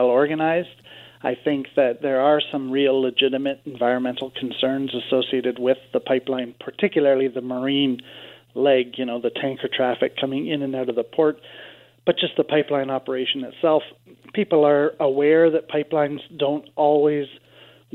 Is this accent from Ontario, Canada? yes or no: yes; Kingston, Ontario, Canada; My hometown here in Kingston